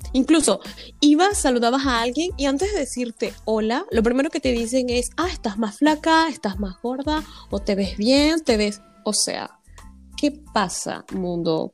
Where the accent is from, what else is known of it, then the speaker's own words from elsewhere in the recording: Venezuela; now in France; nuestra cultura venezolana o latina